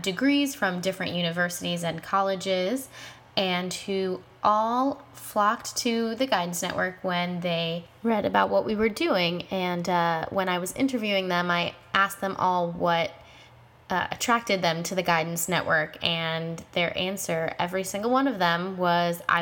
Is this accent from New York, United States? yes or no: yes; New York, United States; moved away as an adult; now in Los Angeles, United States; I was born and raised in New York, and I am a recent transplant to LA.